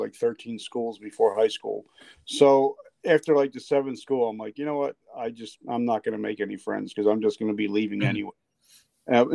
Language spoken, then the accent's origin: English; South Carolina, United States; I grew up in South Carolina